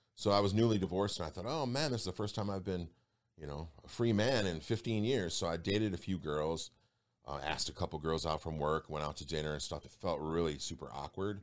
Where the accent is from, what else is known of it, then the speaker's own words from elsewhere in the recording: Detroit, Michigan, United States; I'm from Detroit